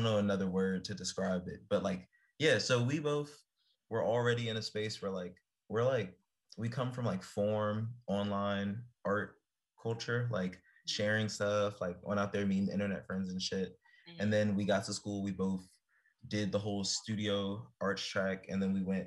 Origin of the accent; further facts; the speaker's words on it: Prince George's County, Maryland, United States; moved away; also born or lived in Chicago; I'm from PG specifically